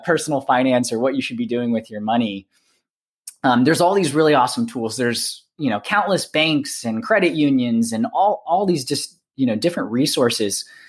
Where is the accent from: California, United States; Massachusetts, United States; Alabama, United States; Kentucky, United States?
Alabama, United States; I'm from Alabama